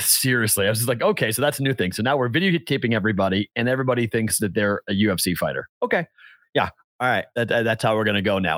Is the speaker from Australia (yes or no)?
no; Andover, Massachusetts, United States; born or raised there; now in Las Vegas, United States